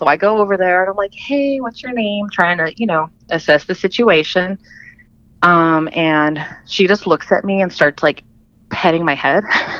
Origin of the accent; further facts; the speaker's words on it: Philippines; Yeah. I was born in the Philippines. I'm that baby.